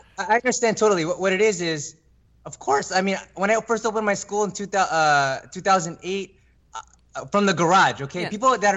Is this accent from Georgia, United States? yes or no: no; California, United States; born or raised there